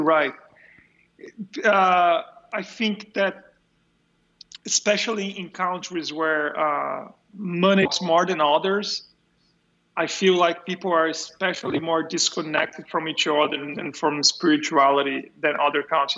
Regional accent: São Paulo, Brazil; moved away; São Paulo. I'm from São Paulo.

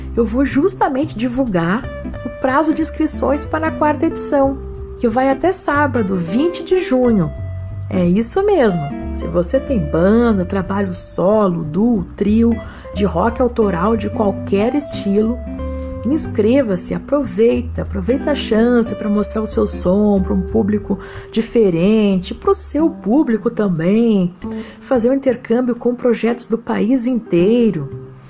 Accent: Porto Alegre, Rio Grande do Sul, Brazil; Porto Alegre, minha terra

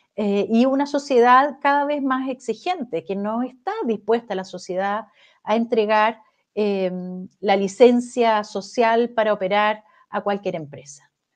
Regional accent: Chile; acá en Chile

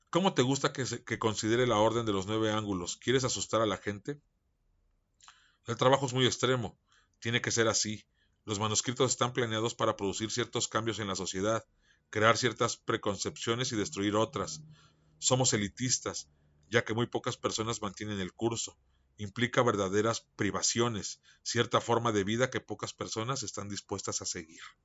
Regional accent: Mexico; yo soy mexicano

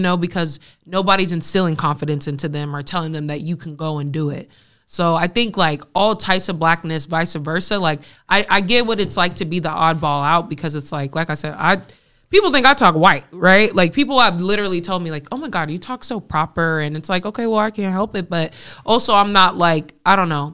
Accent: West Coast, Bay Area, California, United States; growing up in the West Coast

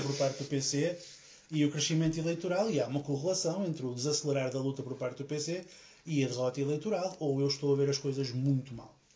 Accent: Portugal; enquanto português

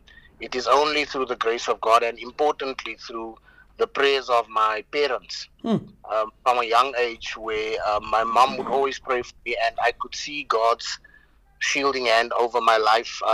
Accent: Johannesburg, Gauteng, South Africa; I was born in Johannesburg, Coronationville. We lived in Westbury for a few years. Moved to Eldorado Park and then moved to Klipspruit West, where I've spent most of my life

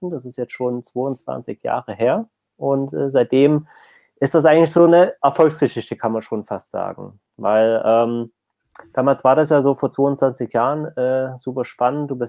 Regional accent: East Germany, Germany; Also zumindest bei uns im Osten nicht.

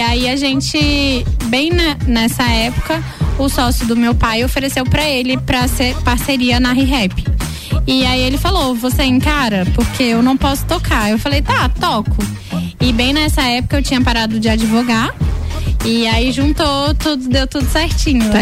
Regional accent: Brasília, Federal District, Brazil; moved away as an adult; now in Lages, Brazil; eu sou de Brasília, como dizem, né, lá de cima

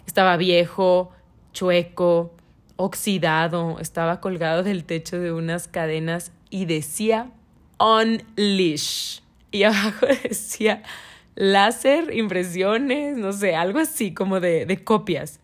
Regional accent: Monterrey, Nuevo León, Mexico; yo soy de Monterrey

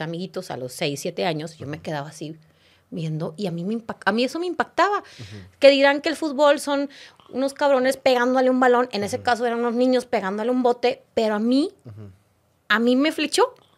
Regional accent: Monterrey, Nuevo León, Mexico; born or raised there; moved away as an adult; also born or lived in Mexico City / Argentina; now in Spain

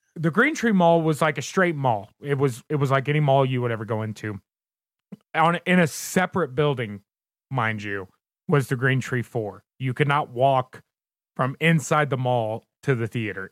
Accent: Southern Indiana, United States; now in Colorado, United States; I am originally from Southern Indiana. Uh, pretty much right across, well, I can't say pretty much. I was directly across the river from Louisville, Kentucky, and grew up right on the Ohio River.

